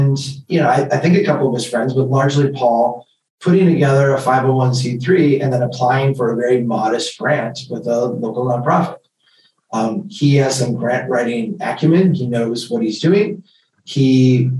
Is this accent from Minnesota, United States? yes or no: yes; Brainerd, Minnesota, United States; We started an organization here called Brainerd Community Action